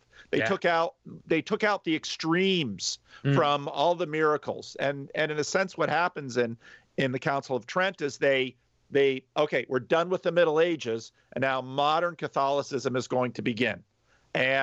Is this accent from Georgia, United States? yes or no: no; New Jersey, United States; I'm from New Jersey